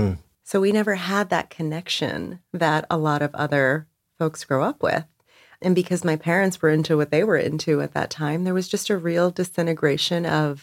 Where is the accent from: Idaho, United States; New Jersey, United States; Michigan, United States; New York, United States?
New Jersey, United States; Perth Amboy; most folks would not expect from kids growing up in Perth Amboy, New Jersey.